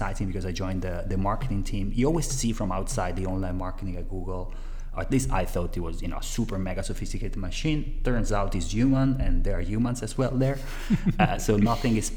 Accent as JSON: {"language": "English", "country": "Italy", "accent": "Italian", "second_language": "English", "moved": "yes", "said": "I am originally from Italy, as my accent, appearance, and name give out"}